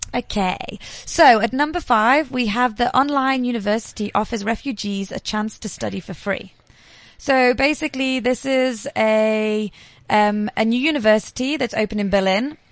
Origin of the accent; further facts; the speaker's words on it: England, United Kingdom; now in South Africa; I'm from England, so I know that I can stand the cold